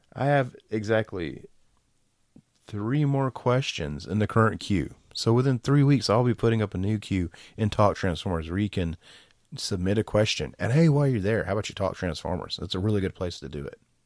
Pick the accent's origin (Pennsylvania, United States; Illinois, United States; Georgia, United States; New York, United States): Georgia, United States; I'm from Georgia. I'm from the South.